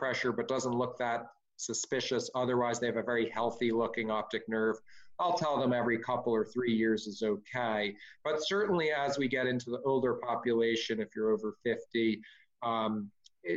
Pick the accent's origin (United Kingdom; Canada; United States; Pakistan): United States; California; as a Californian